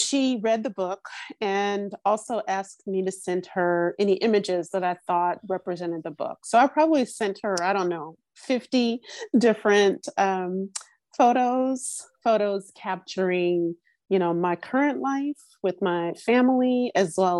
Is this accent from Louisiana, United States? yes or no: yes; Louisiana, United States; moved away as an adult; also born or lived in New Orleans, Louisiana; now in Los Angeles, United States; I was born in Louisiana. I grew up there. I didn't leave to live until I was 30.